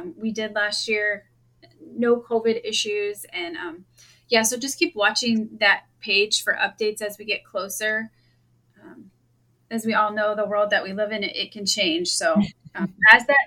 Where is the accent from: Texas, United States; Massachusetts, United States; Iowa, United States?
Iowa, United States; I am from Iowa, born and raised, and have never milked a cow